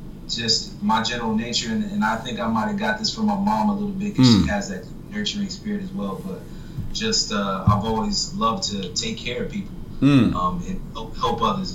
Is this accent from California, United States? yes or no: no; Florida, United States; I grew up in Florida, actually. So I was an Air Force brat.